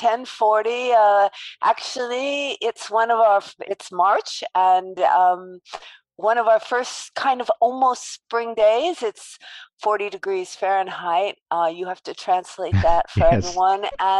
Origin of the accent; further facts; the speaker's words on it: Los Angeles, California, United States; accent: New York; since I think I have a New York accent at this point, that I was born in Los Angeles and I am a beach girl as a young person.